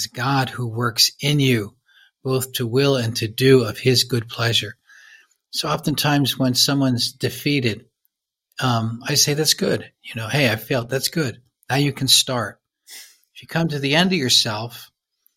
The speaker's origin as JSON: {"language": "English", "country": "United States", "said": "I'm from the States."}